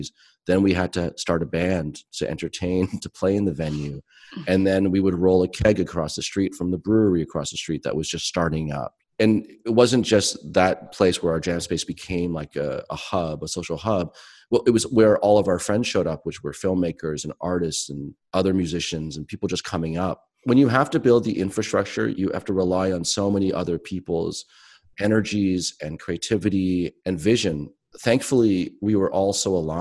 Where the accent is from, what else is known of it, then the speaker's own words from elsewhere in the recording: Toronto, Ontario, Canada; also born or lived in Halifax; I'd moved back to from Halifax to Toronto, my hometown.